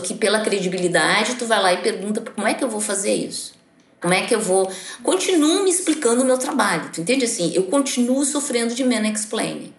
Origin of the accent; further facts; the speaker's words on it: Brazil; eu sou filha da escola pública brasileira